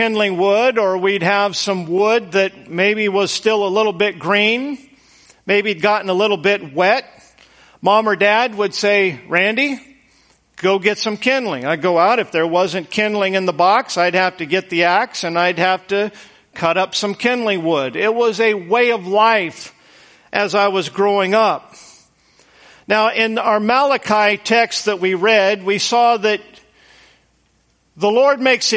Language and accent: English; Boise, Idaho, United States; moved away; I grew up in Idaho, and Idaho is, the Boise area was very flat, high desert.